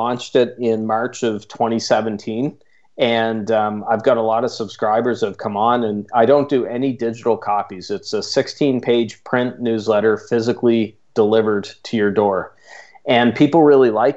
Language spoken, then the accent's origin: English; Canada; accent: Canadian; my strange Canadian accent